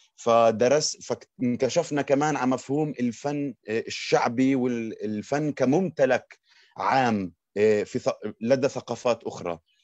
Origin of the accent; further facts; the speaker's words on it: Haifa, Haifa District, Israel; أنا ابن مدينة حيفا مولود وربيان بحيفا